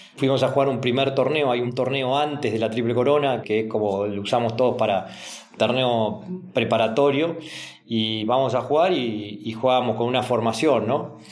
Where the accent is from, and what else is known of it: Argentina